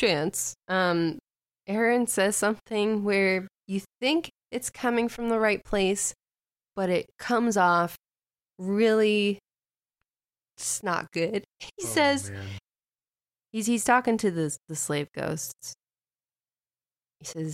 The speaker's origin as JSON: {"language": "English", "region": "Midwest", "country": "United States", "said": "We're from the Midwest"}